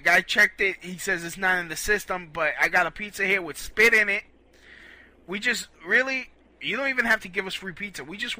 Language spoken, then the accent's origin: English; Brooklyn, New York, United States; You can't be doing this to no Puerto Ricans. We're Puerto Ricans from Brooklyn. We don't put up with this nonsense.